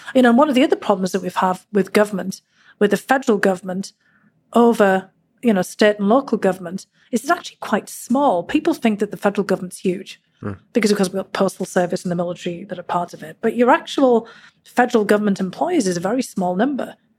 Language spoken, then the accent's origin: English; Durham, North East England, United Kingdom; born or raised there; now in United States